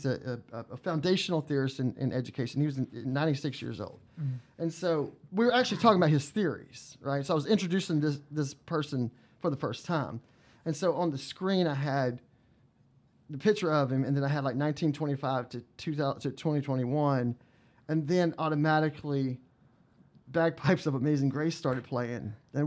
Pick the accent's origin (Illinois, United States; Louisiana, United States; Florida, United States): Louisiana, United States; South; moved away; I'm from Louisiana, and from South Louisiana. I'm in je suis cajun, and I'm a Cajun. I'm a Cajun from Louisiana